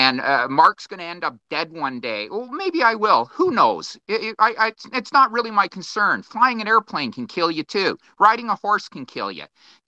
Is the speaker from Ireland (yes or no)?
no; Brampton, Ontario, Canada; I was born in Brampton and always wanted to have dogs and always wanted to have cats.